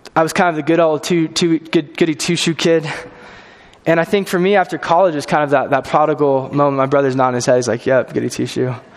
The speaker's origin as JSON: {"language": "English", "region": "California", "country": "United States", "tie": "born or raised there", "moved": "as an adult", "said": "I'm from California. originally, grew up there"}